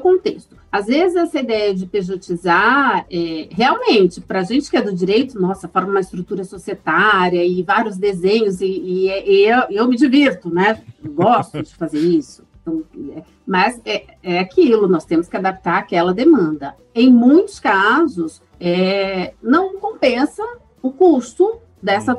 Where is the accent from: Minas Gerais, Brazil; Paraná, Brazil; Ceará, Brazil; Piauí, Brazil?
Paraná, Brazil; Londrina; also born or lived in São Paulo; vim para Londrina com meus pais, ainda pequena, e morei aqui até entrar na universidade.